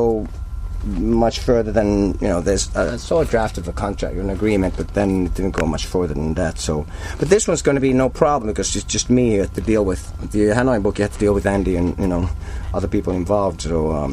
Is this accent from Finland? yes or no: yes; Helsinki, Uusimaa, Finland; also born or lived in Turku; I grew up in Helsinki